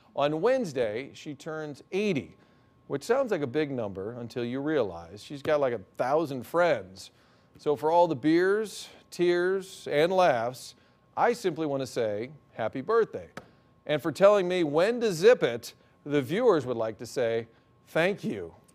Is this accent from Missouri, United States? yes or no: yes; Glendale, Missouri, United States; There's literally a lane on every corner in my hometown